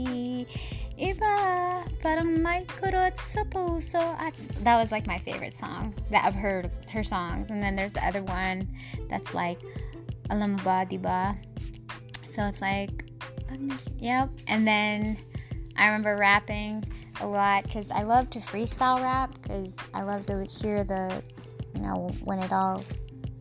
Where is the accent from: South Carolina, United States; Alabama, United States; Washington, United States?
Washington, United States; Seattle; our home back in my hometown, Seattle